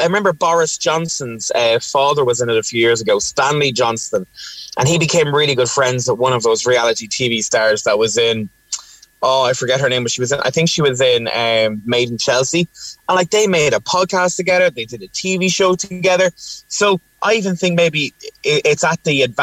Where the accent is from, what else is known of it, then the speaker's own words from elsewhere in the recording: Ireland; as Irish people